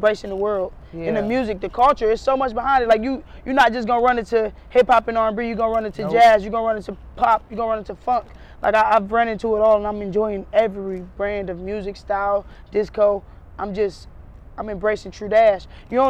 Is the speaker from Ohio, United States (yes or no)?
yes; Garfield Heights, Ohio, United States; also born or lived in Cleveland, Ohio; I grew up in Garfield Heights as far as like my high school days